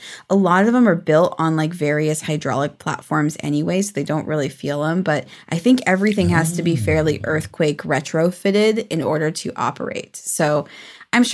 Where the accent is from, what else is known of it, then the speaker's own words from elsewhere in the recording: Pacific Northwest, United States; It's not fun. I'm from the Pacific Northwest.